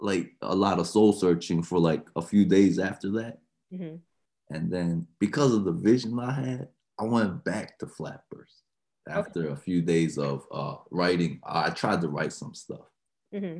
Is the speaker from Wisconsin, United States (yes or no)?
no; Maryland, United States; moved away as an adult; also born or lived in Korea; now in California, United States; I grew up in Maryland